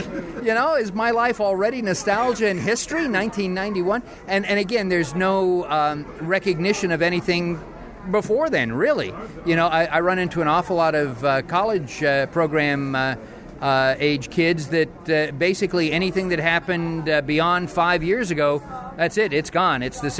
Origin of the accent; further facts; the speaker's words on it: Los Angeles, California, United States; moved away; I spent my youth growing up in Los Angeles, California, Southern California area